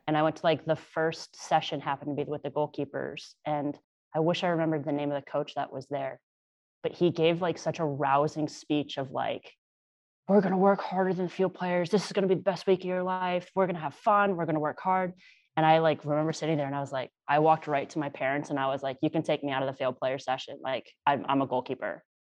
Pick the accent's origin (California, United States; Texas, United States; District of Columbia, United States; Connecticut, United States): Connecticut, United States; Born and raised in Connecticut